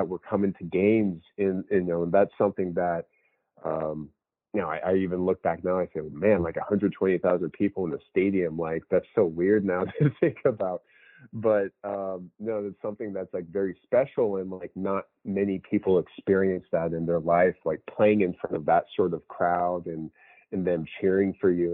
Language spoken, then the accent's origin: English; Scottsdale, Arizona, United States; moved away as an adult; also born or lived in Michigan / Charlotte, North Carolina / Canada; I'm from Scottsdale, Arizona originally